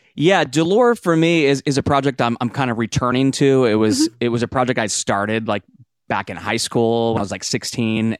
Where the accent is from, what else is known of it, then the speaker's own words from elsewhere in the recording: Seattle, Washington, United States; moved away as an adult; now in Nashville, United States; I grew up in Seattle